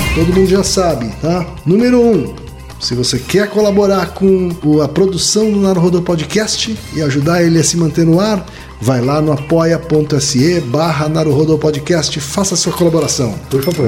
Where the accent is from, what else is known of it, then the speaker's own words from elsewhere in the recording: northern Paraná, Brazil; Sarandi é pertinho da minha terra, Thaí